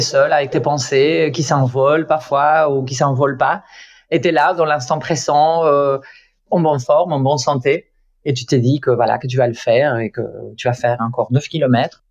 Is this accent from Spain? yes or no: yes; Spain; French is a second language; moved away; je suis espagnole